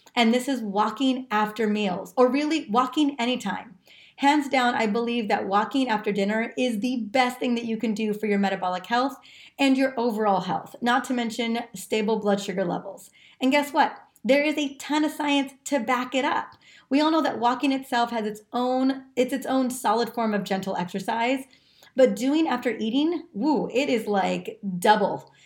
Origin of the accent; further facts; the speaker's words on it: California, United States; growing up in California my entire life